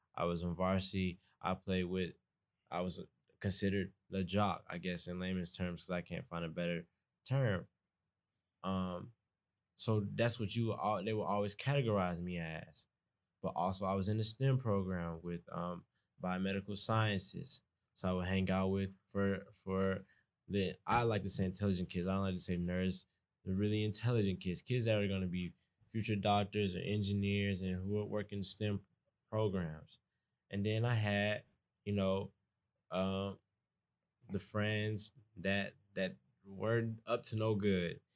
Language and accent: English; Atlanta, Georgia, United States; moved away as an adult; I'm from East Atlanta, so I already have my own accent